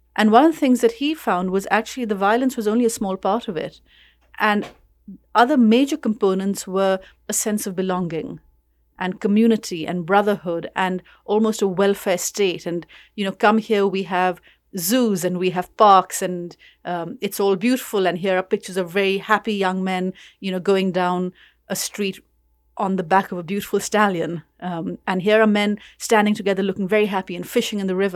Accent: Karachi, Sindh, Pakistan; moved away as an adult; now in London, United Kingdom; I'm from Karachi, it's where I grew up

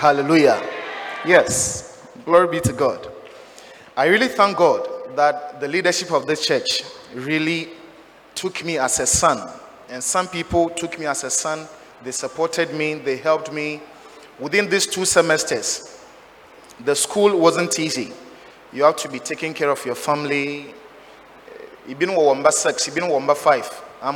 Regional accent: Sudi Circuit, Cape Coast Diocese, Central Region, Ghana; I'm from Sudi Circuit

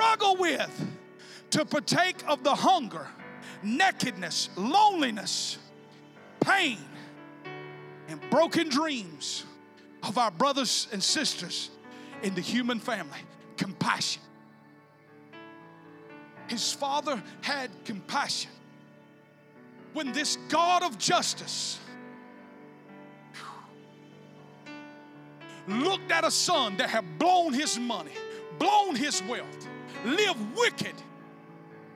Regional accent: the South, United States; You can tell I'm from the South.

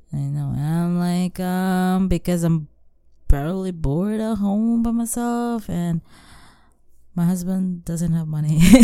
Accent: Philippines; moved away as an adult; for us as a Filipina, we grow up taking care of our family

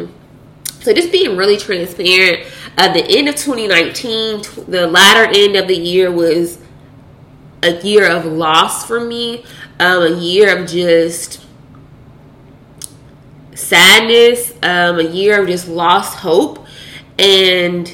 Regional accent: Louisville, Kentucky, United States; now in Dallas, United States; I'm currently residing in Dallas, Texas, but I am from Louisville, Kentucky.

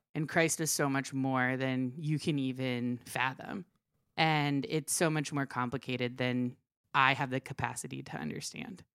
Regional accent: Maryland, United States; also born or lived in Cuba; my earliest memory is when I was three. and we moved from Cuba to Fr, uh, Maryland.

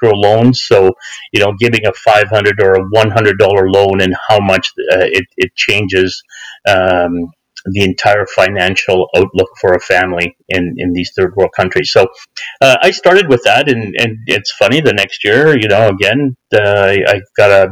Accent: Canada; as an Ismaili Muslim, as a Canadian and a follower of the Aga Khan

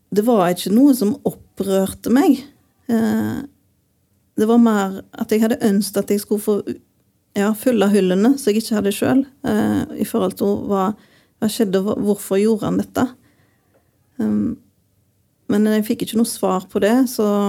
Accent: Western Norway, Norway; moved away; jeg er jo fra Vestlandet

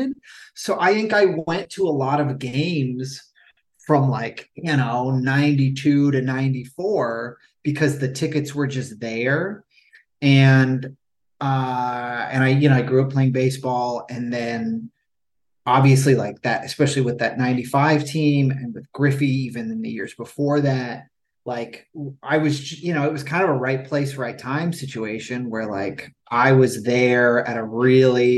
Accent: Brier, Washington, United States; now in Los Angeles, United States; I grew up in Brier, Washington, which for those who aren't familiar with the Seattle area, that's like Lynnwood

